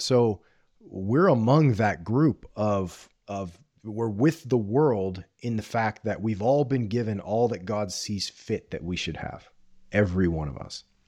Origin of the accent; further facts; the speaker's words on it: Corpus Christi, Texas, United States; I grew up on the Gulf Coast of Southern Texas in the eighties and nineties